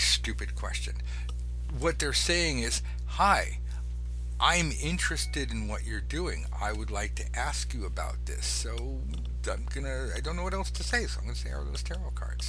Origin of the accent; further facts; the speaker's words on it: Los Angeles, California, United States; I'm from Los Angeles. I grew up on McDonald's and Burger King and Coca-Cola